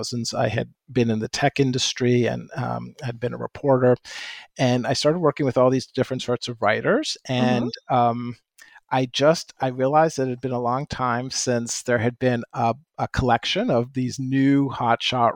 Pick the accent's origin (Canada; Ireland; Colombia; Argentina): Canada; moved away; I grew up in Canada. In fact, I was just back there. And so if house and a boat come out as I talk, that's why